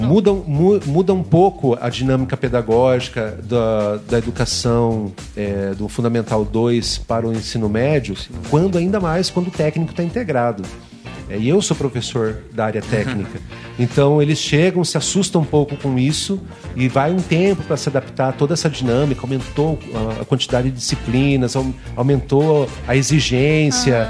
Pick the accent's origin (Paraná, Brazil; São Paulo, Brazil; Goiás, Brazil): Paraná, Brazil; Cascavel; Então eu nasci em Cascavel, né? sou cascavelense, sou aqui, daqui de pertinho